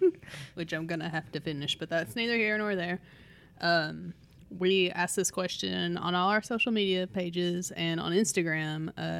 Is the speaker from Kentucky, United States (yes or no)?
yes; London, Kentucky, United States; the world famous chicken festival in London, Kentucky, because that's my hometown fair.